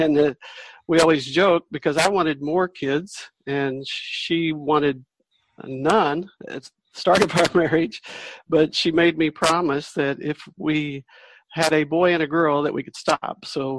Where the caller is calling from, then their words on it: North Carolina, United States; I'm coming from North Carolina in the USA.